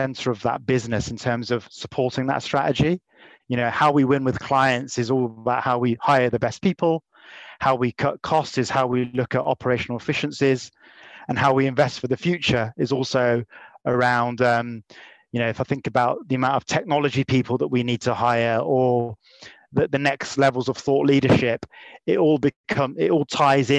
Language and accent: English; Leamington Spa, West Midlands, United Kingdom; I was born in Leamington Spa. I came back home